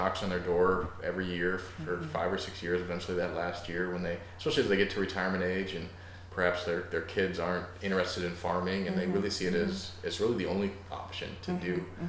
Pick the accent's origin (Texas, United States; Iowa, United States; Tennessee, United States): Iowa, United States; moved away; I grew up in Iowa, and I go back there